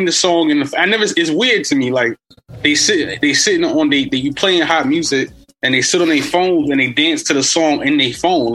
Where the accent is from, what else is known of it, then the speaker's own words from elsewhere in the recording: New York City, New York, United States; I'm a DJ from New York City, been DJing about 15 years professionally, from the Bronx, from Harlem